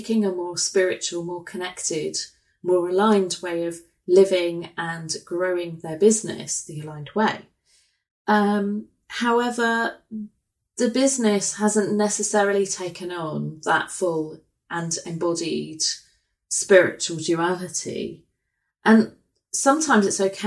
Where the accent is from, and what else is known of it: England, United Kingdom